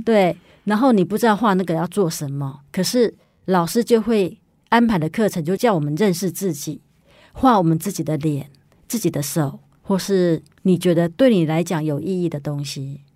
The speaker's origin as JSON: {"language": "Chinese", "region": "Yilan County", "country": "Taiwan", "moved": "yes", "said": "我回宜兰的时候呢，因为我是宜兰人嘛，然后有时候会回去看爸， 爸爸妈妈"}